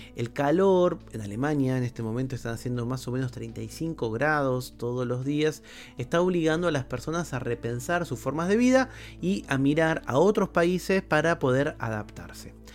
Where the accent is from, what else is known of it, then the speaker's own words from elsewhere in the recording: Argentina; En mi país, en Argentina